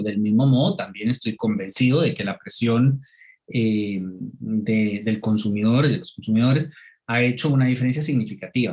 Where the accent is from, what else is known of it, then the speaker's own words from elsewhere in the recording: Turrialba, Cartago, Costa Rica; yo soy de, de Turrialba